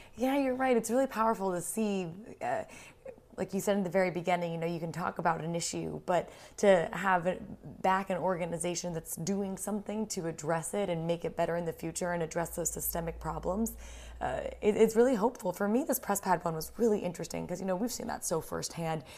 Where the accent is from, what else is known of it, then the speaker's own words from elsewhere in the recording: United States; I'm American